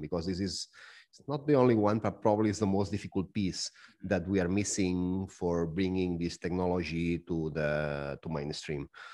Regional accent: Barcelona, Catalonia, Spain; now in Zug, Switzerland; I'm from Barcelona. I'm living right now in Zug

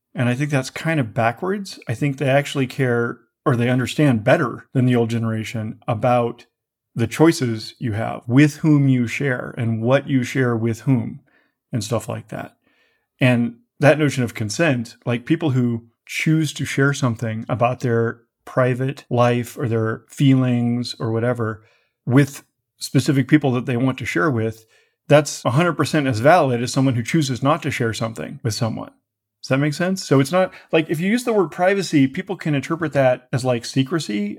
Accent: United States; I'm an American patriot

